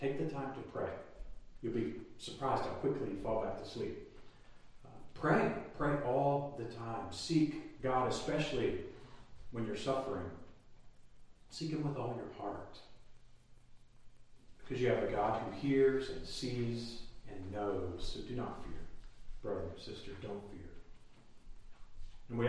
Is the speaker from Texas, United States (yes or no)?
yes; Texas, United States; now in Tennessee, United States; I'm a Texan, you'd think it's in my blood, but it doesn't seem to be